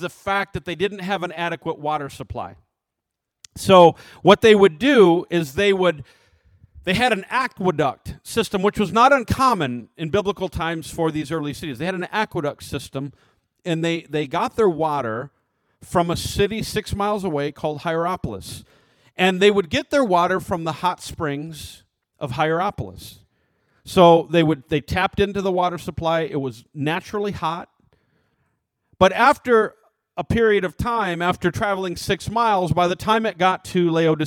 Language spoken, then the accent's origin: English; United States; as American Christians